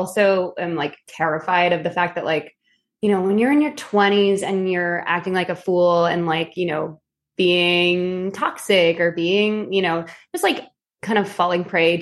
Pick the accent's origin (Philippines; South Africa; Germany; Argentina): Philippines; being Filipino, and I can say this because I am Filipino